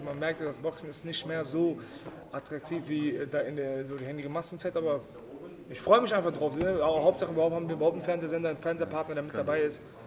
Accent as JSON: {"language": "German", "country": "Germany", "tie": "born or raised there", "said": "ich bin äh, Deutsch, ich bin in Deutschland geboren"}